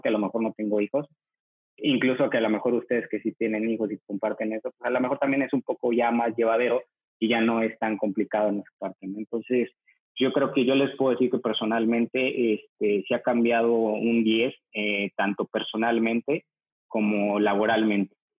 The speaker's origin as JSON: {"language": "Spanish", "region": "Mexico City", "country": "Mexico", "said": "soy de la Ciudad de México"}